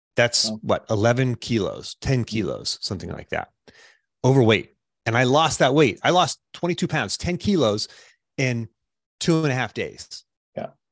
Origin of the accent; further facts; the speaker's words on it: Pittsburgh, Pennsylvania, United States; I grew up in the Pittsburgh area